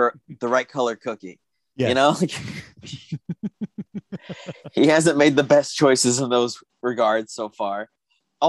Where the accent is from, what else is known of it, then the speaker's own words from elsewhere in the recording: United States; As an American